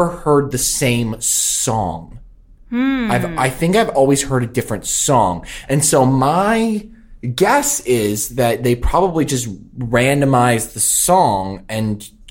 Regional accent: California, United States; I was born and raised in California, never lived anywhere else in my life

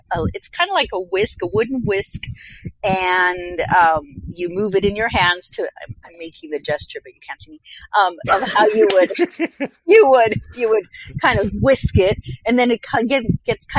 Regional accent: Colombia; moved away; my home country, Colombia

